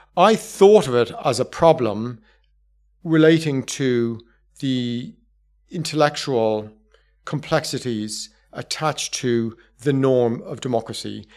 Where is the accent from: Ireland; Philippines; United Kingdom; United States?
Ireland; I'm from Southern Ireland, not from Northern Ireland